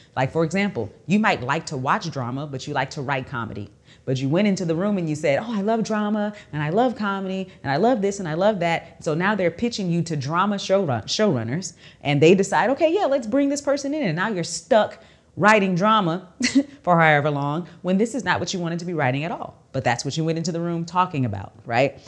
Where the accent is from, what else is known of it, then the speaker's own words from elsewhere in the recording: Texas, United States; I'm from Texas